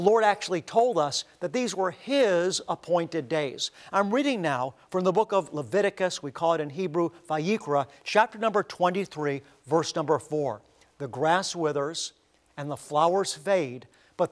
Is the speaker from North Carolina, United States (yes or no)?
no; Cleveland, Ohio, United States; as a young boy growing up in Cleveland, Ohio, how we went to synagogue.